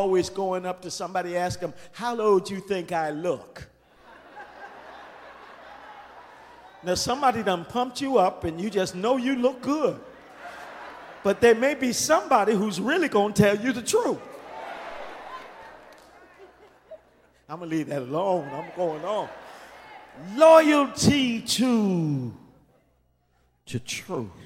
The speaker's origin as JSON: {"language": "English", "town": "Windsor", "region": "Ontario", "country": "Canada", "tie": "born or raised there", "said": "I was born in Windsor, Ontario, Canada, at Grace Hospital"}